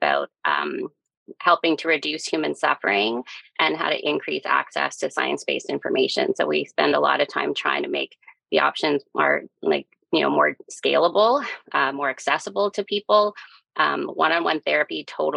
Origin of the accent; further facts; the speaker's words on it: Calgary, Alberta, Canada; moved away as an adult; now in Halifax, Canada; I'm born and raised in Calgary, but I've been in Halifax since 2007